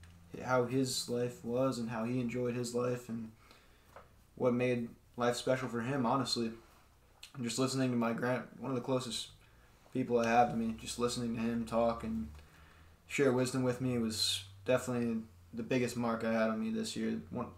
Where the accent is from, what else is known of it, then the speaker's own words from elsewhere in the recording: United States; as an American